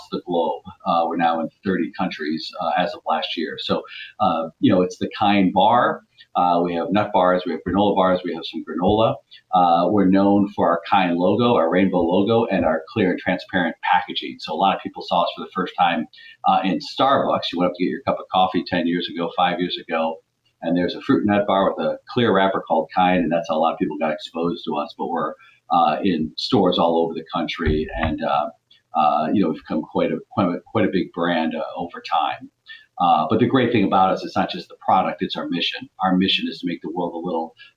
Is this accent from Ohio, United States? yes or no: yes; Cleveland, Ohio, United States; moved away as an adult; also born or lived in Virginia / North Carolina; now in New Jersey, United States; I grew up in Cleveland, Ohio.